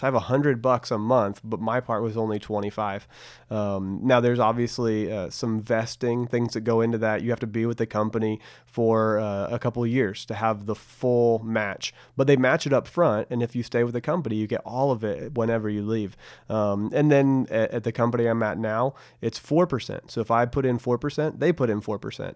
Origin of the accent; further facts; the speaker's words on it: Bedford, Texas, United States; I grew up in Bedford, Texas, which is right in between Dallas and Fort Worth